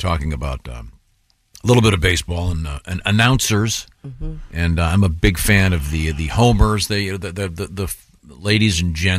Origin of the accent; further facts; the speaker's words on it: Boston, Massachusetts, United States; accent: Southern; Well, I'm from Boston, but I talk like I'm from the South.